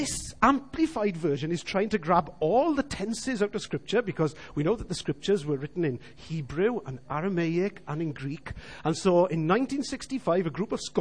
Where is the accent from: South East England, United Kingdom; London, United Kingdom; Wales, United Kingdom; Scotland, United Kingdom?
Wales, United Kingdom; We all as Welsh people know what hiraeth is.